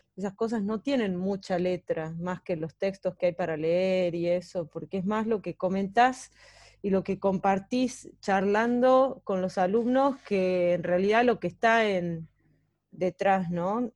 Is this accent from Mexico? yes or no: no; Catamarca, Argentina; moved away; yo soy de Catamarca